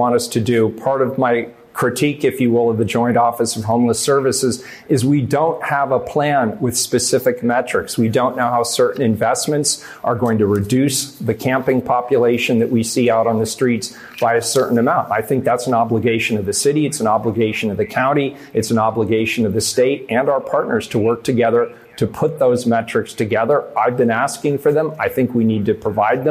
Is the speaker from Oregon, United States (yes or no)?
yes; Portland, Oregon, United States; born and raised in Portland